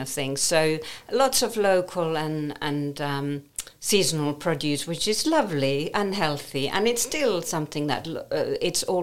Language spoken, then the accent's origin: English; Savonlinna, South Savo, Finland; moved away; I grew up in eastern parts of Finland, southeast Finland, which is the Saimaa Lake District. My hometown, Savonlinna, is surrounded by huge lakes.